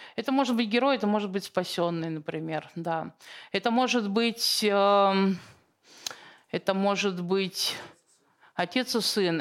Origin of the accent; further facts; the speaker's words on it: Siberia, Russia; я просто родом из Сибири